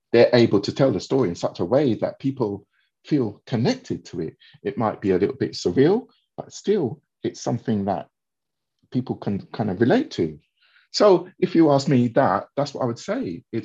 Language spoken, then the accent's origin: English; England, United Kingdom; my past, you know, growing up in England, you know, having different challenges, not having, you know, specific role models.